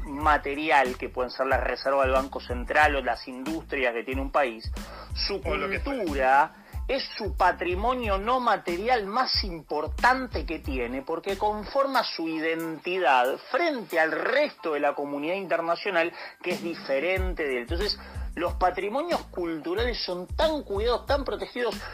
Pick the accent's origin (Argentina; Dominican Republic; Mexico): Argentina; como argentino